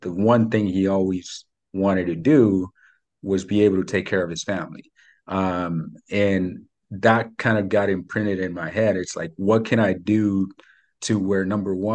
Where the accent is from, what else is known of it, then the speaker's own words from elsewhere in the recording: Mexico; English is a second language; now in United States; I was born in Mexico. I grew up super poor over there.